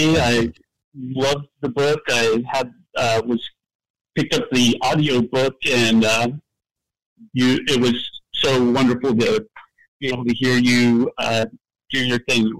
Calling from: Pacific Grove, California, United States; I'm calling from Pacific Grove, California.

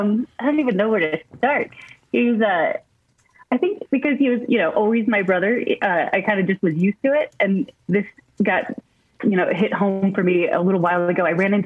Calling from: Montana, United States; From my home in Montana.

